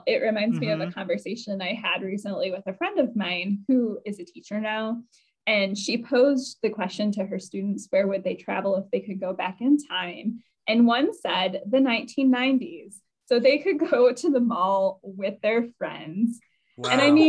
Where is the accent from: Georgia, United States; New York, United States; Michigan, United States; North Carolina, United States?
Michigan, United States; Melvindale; I grew up in Melvindale